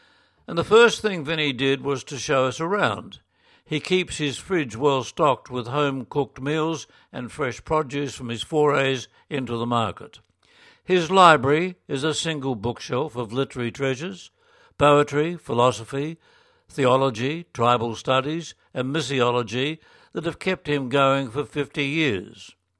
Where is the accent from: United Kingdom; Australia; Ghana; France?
Australia; And this was a moment of small pride for me as an Aussie, aware of what an influence the Far East magazine has been on Catholics in parishes since my childhood in the 1950s.